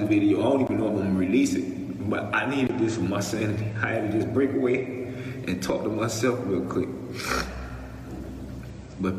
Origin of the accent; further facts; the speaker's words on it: Miami, Florida, United States; I'm from Liberty City, I'm from Overtown